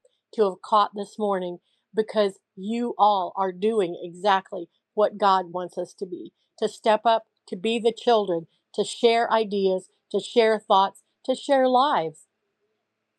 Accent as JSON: {"language": "English", "region": "Central Illinois", "country": "United States", "said": "I came from a poor farm family, but I came from Central Illinois in the USA"}